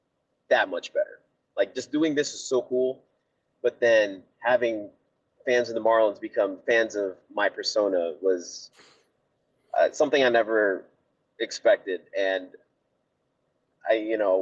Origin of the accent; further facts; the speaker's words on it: Miami, Florida, United States; my hometown team